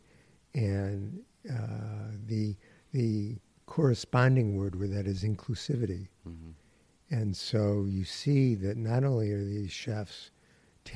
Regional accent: Syracuse, New York, United States; also born or lived in Philadelphia; I grew up in the city of Syracuse

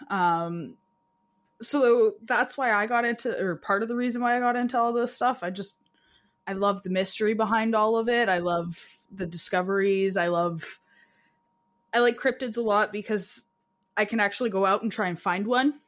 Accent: Alberta, Canada; moved away; I'm from Alberta originally

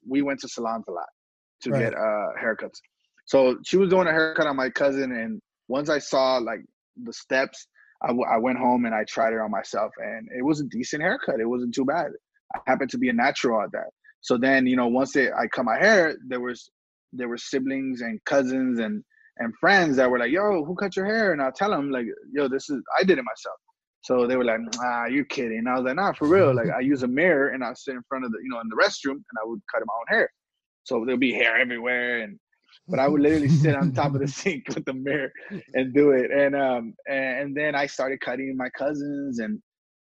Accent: Southern California, United States; also born or lived in Los Angeles, California / Tijuana, Mexico / San Jose, California; me being this young kid growing up in Southern California

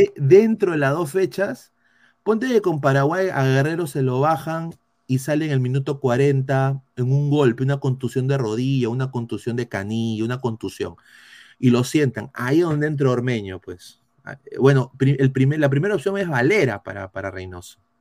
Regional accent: Peru; Como peruano

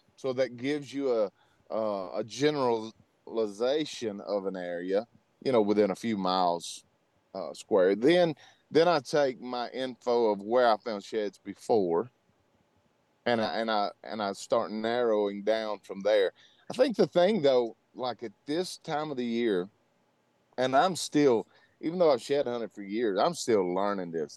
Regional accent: Louisiana, United States; moved away as an adult; now in Colorado, United States; I was born and raised in Louisiana, grew up hunting hogs and white-tailed deer

